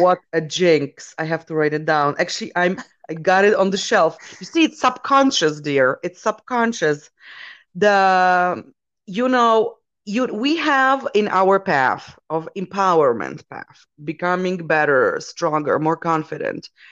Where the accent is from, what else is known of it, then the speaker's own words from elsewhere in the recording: Poland; my origins, I come from Poland